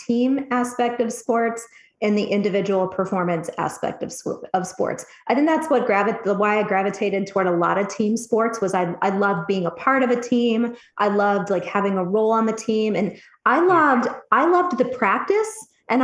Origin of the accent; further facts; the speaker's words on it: Cleveland, Ohio, United States; also born or lived in Dayton, Ohio; now in Columbus, United States; I grew up in the Cleveland, Ohio area